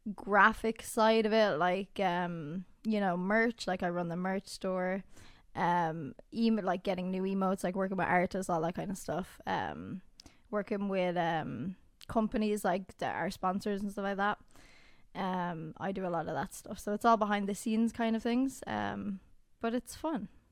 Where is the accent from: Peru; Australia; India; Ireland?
Ireland; We are Irish. We're f, we live in Ireland